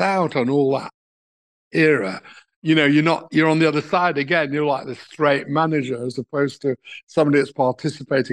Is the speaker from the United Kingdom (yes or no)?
yes; England, United Kingdom; I'm from England.